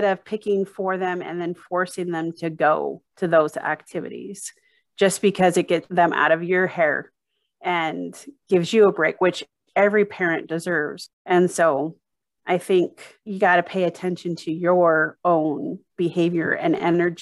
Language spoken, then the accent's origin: English; Arizona, United States; now in Utah, United States; growing up in Arizona and pools was swimming lessons